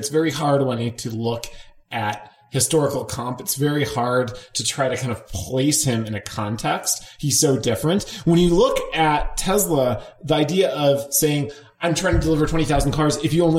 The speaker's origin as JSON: {"language": "English", "region": "Connecticut", "country": "United States", "tie": "born or raised there", "said": "my home state of Connecticut, which is about the brokest state in the union"}